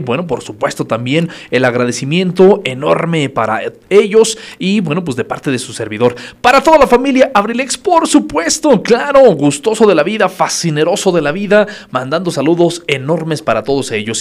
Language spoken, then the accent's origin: Spanish; Acambay, State of Mexico, Mexico; Muy de nuestra tierra, muy de Acambay